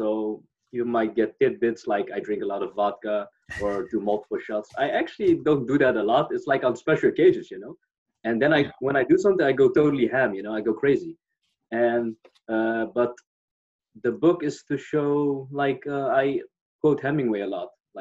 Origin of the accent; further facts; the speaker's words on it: Netherlands; I'm from the Netherlands